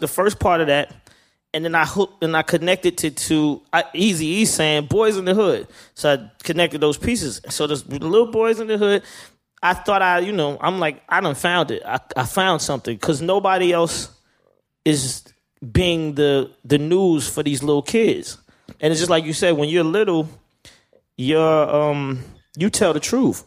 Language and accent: English; Atlanta, Georgia, United States; I'm from Atlanta.